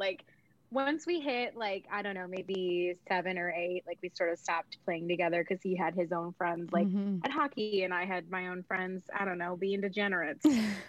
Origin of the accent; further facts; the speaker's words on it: Mexico; now in United States; So I'm Mexican. So, I mean, every time in the car, my dad was playing Norteño music or Cumbia music.